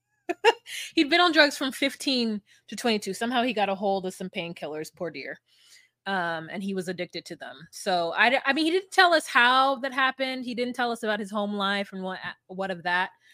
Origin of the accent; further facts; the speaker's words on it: United States; me being an American